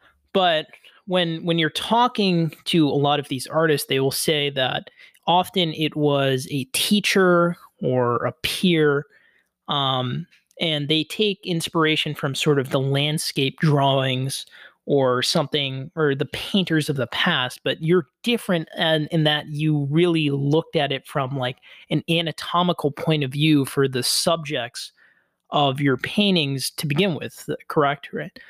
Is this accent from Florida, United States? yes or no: yes; Coral City, Florida, United States; I grew up in Coral City, which is sort of a small outskirt of Miami.